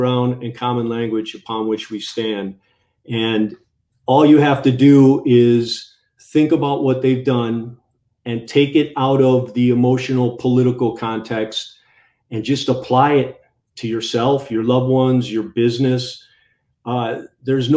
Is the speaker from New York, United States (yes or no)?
no; Illinois, United States; moved away; My buddies of mine who I grew up with, we talk, still friends, and a lot of them live back in Illinois, and they talk about our old hometown